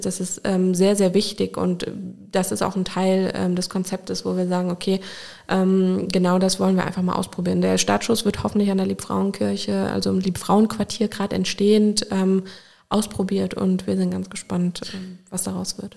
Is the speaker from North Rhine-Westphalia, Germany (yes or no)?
no; Koblenz, Rhineland-Palatinate, Germany; also born or lived in Brodenbach / Remagen; bin ich in Koblenz groß geworden